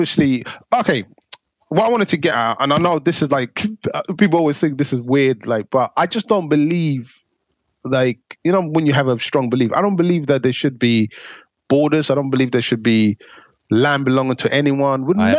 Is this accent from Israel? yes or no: no; Somalia; English is a second language; Like when I came from Somalia, because my mum, she's from the Ethiopia side, a place called Gondar.